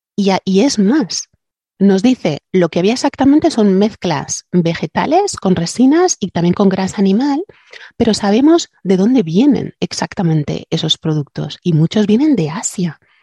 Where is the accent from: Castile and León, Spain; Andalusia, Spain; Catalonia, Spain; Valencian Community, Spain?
Valencian Community, Spain; Alicante; aquí en mi tierra se dices antiu, dices shishona.